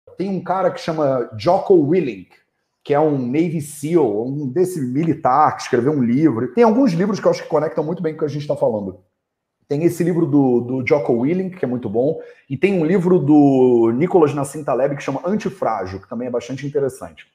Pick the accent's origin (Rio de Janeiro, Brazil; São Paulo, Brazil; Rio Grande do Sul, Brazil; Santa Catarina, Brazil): Rio de Janeiro, Brazil; moved away; eu cresci no Rio de Janeiro